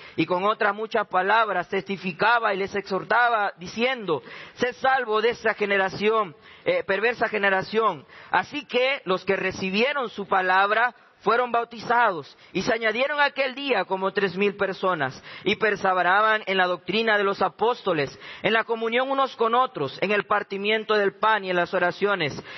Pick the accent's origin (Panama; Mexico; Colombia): Panama; moved away as an adult; now in Jujuy, Argentina; soy este, de Panamá